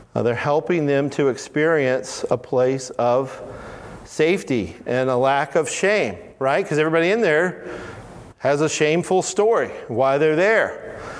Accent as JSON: {"language": "English", "region": "Alabama", "country": "United States", "said": "I'm from Alabama. In Alabama, we say all of y'all."}